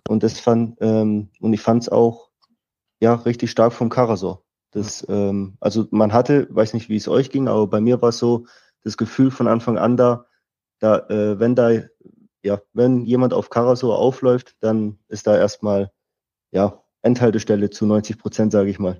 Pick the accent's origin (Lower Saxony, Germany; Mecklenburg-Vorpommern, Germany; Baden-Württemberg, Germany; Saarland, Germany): Baden-Württemberg, Germany; Stuttgart; also born or lived in Austria; bin in Stuttgart aufgewachsen, in der Nähe von Stuttgart